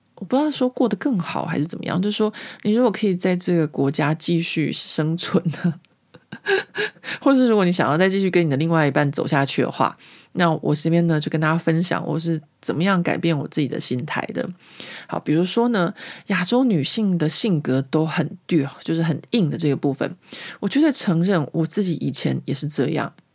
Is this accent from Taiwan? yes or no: yes; Taiwan; now in France; 我们台湾人